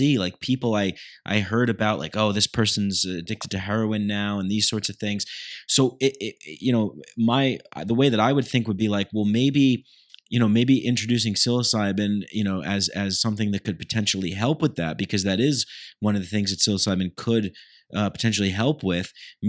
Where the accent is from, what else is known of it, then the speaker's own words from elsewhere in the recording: New York, United States; moved away; back in my hometown, just like right outside of New York City